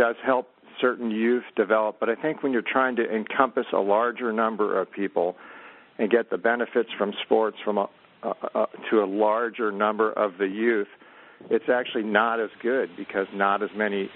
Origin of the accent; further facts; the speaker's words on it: near Stanford, California, United States; I grew up near Stanford.